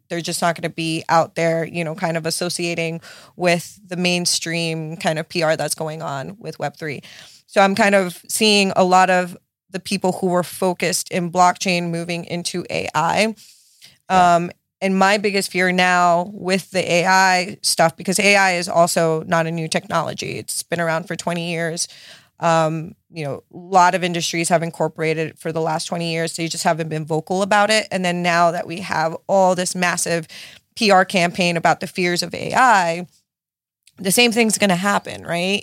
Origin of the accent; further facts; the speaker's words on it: Miami, Florida, United States; my parents like immigrated from Nicaragua to to Miami, so I was born and raised in South Beach